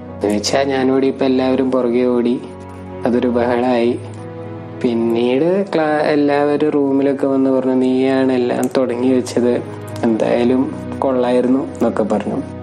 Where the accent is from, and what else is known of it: Ernakulam, Kerala, India